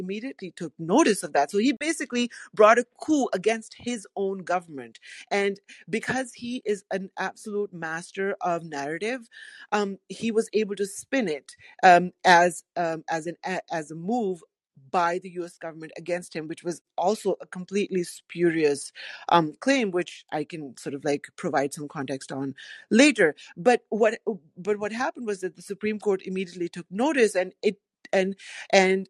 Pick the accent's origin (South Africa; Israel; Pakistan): Pakistan; now in United States; I am from Pakistan. I'm permanently settled in the U.S. now